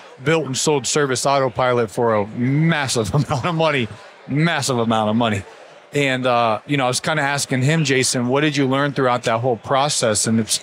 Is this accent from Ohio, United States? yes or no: yes; Canton, Ohio, United States; moved away as an adult; also born or lived in Athens, Ohio; I grew up in Canton, Ohio